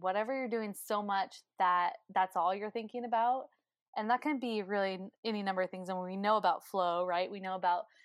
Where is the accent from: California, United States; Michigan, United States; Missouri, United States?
California, United States; Northern; also born or lived in North Carolina; now in Hood River, United States; I'm originally from Northern California